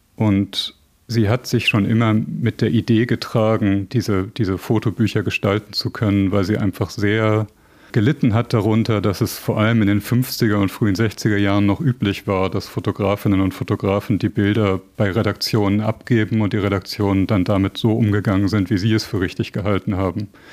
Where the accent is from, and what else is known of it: West Germany, Germany